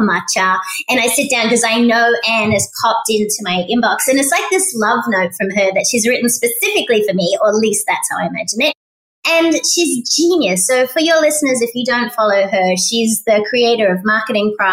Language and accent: English; Australia; moved away as an adult; now in United States; I'm Australian, so we grow up recycling.